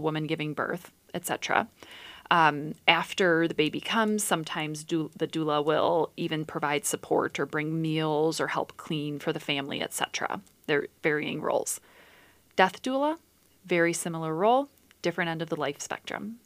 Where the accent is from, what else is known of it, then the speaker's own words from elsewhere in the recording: Dubuque, Iowa, United States; I was born in Dubuque, Iowa, and I grew up in the country